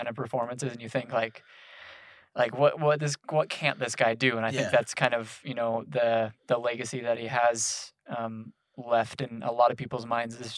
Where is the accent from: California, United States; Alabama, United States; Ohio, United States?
California, United States; Southern; growing up in Southern California